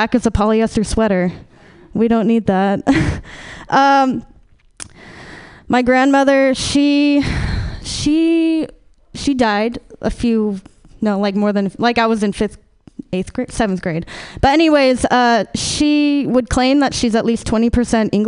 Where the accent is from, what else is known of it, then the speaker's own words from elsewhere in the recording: Sacramento, California, United States; I was born in Sacramento, and for the first 5 years of my life, my family and I, we lived in poverty.